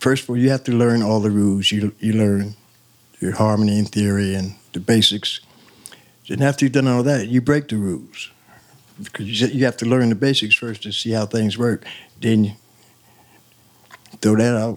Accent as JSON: {"language": "English", "town": "Plainfield", "region": "New Jersey", "country": "United States", "tie": "born or raised there", "also_born_or_lived": "Long Branch, New Jersey", "said": "We moved to Plainfield"}